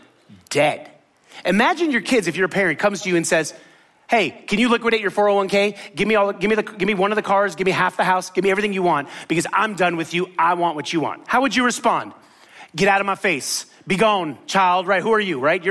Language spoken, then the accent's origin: English; Miami, Florida, United States; also born or lived in Tallahassee / New Orleans / Tampa; I grew up in Miami